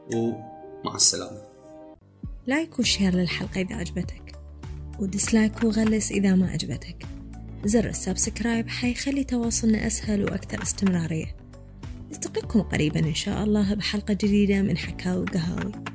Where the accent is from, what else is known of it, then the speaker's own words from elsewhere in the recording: Iraq; accent: Iraqi; بلهجتنا العراقيه